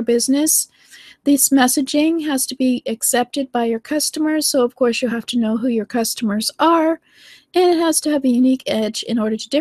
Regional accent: Canada; accent: Canadian; I'm from Canada. So I have certain accents and certain, well, we have a very bland accent, actually Canadians

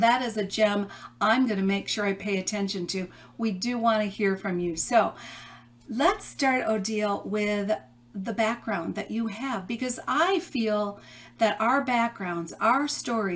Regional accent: Chicago, Illinois, United States; moved away; I'm from the Chicago area originally

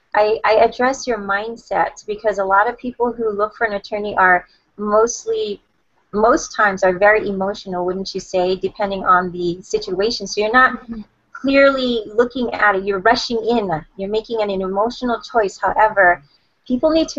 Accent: Hawaii, United States; I was born and raised in Hawaii, and I live on the island of Oahu

